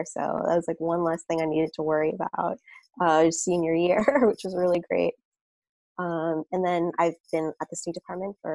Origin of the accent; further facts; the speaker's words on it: Brooklyn, New York, United States; Sure. Um, Brooklyn's awesome. I feel like it's changed so much over the years. Every time I go home, it's just like completely different neighborhood.